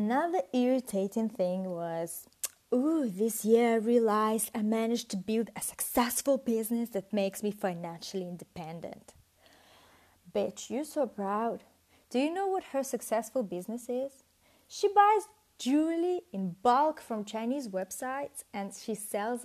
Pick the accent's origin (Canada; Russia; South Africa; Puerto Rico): Russia; English is a second language; moved away as an adult; also born or lived in United Kingdom / Italy; I'm Russian, but I studied in the UK and in Italy.